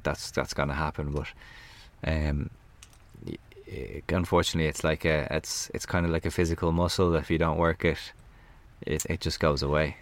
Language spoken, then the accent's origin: English; Ireland; as an Irish person